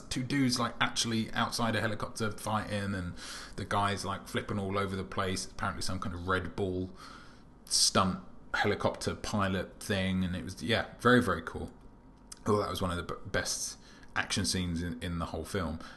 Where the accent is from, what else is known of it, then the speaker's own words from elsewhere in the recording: United Kingdom; as a British person